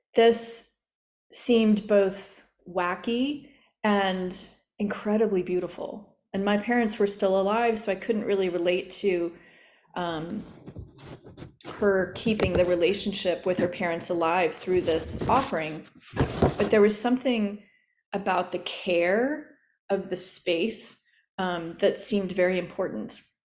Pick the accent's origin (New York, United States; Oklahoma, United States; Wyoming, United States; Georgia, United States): Oklahoma, United States; growing up in Oklahoma in an apartment